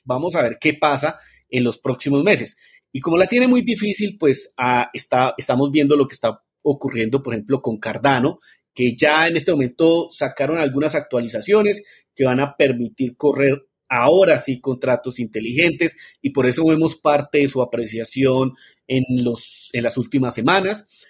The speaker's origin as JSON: {"language": "Spanish", "country": "Colombia", "tie": "born or raised there", "said": "nací en Colombia."}